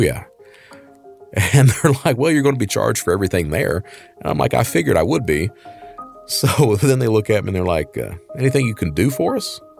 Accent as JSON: {"language": "English", "town": "Hazard", "region": "Kentucky", "country": "United States", "tie": "born or raised there", "said": "from Hazard, Kentucky, right in the middle of the heart of coal country"}